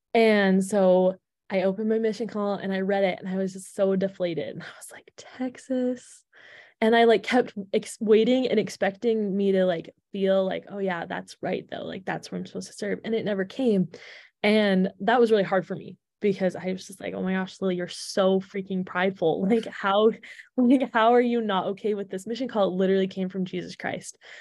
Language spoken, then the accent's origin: English; Alberta, Canada; moved away as an adult; also born or lived in Provo, Utah (BYU) / Washington, D.C.; I am originally from Canada. So, I grew up in Alberta